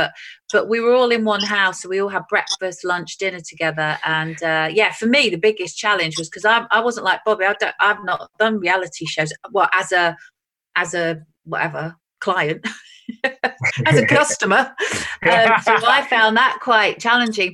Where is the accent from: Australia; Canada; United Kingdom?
United Kingdom; Essex, East of England; a lot of people think I'm from Manchester, but I'm not. I'm from Essex